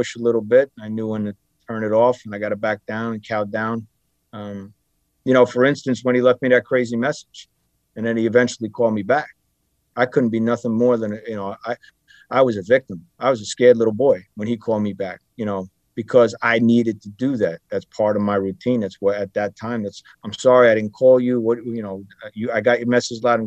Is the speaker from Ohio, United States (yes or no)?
no; Bayonne, New Jersey, United States; Growing up in Bayonne